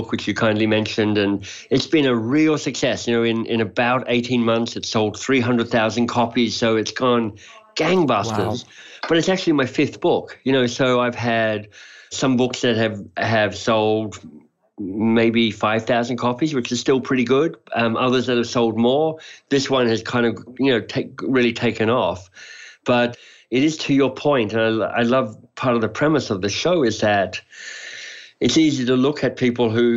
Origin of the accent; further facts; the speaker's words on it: Australia; moved away as an adult; also born or lived in Oxford, England; So you may be able to hear it in my accent. I'm Australian by birth.